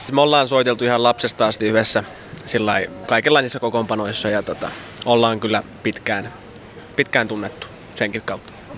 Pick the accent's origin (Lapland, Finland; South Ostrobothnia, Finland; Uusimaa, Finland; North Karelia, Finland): South Ostrobothnia, Finland; Etelä-Pohjanmaa on se, mistä me ollaan kotoisin